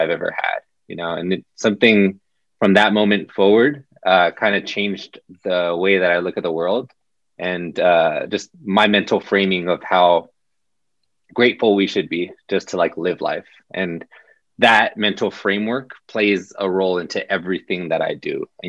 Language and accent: English; Southern California, United States; So I'm from Southern California. My family is Mexican, Mexican American